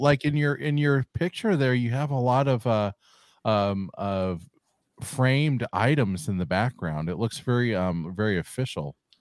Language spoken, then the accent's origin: English; California, United States; I'm from California